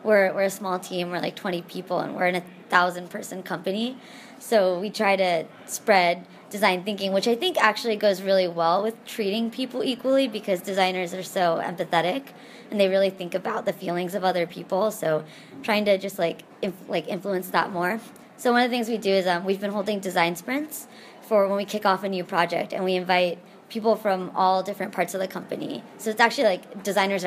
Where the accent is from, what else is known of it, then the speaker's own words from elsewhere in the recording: Texas, United States; moved away as an adult; also born or lived in Pittsburgh / San Francisco; I grew up in Texas in the United States